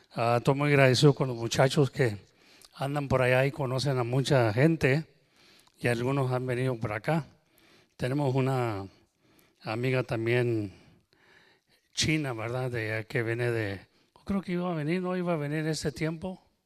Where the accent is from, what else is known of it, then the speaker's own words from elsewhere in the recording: Texas, United States; accent: Tex-Mex; yo soy nacido y creo aquí en Texas, y nosotros el español de nosotros le llamamos Tex-Mex